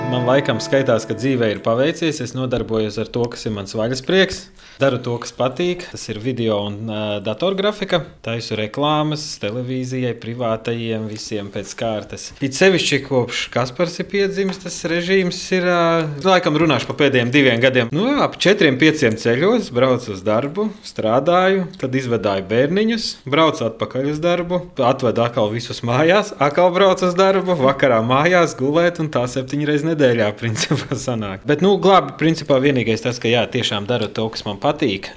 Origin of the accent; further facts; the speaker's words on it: Jelgava, Latvia; also born or lived in Riga; es esmu dzimis audzis Jālgavā